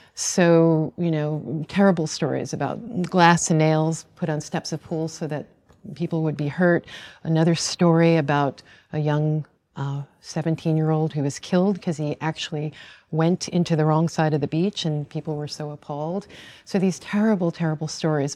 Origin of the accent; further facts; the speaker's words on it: Long Island, New York, United States; I grew up on Long Island